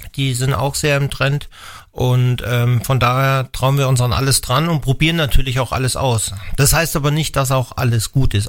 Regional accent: Hesse, Germany; moved away as an adult; now in Wallertheim, Germany; ich komme aus Hessen

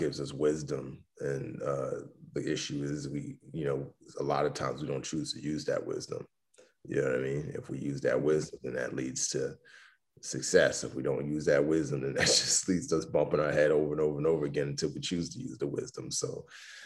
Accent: New York City, New York, United States; also born or lived in Lagos, Nigeria; When my dad died, she permanently relocated us back to the Bronx, New York. So, you know, I grew up, you know, in the Bronx

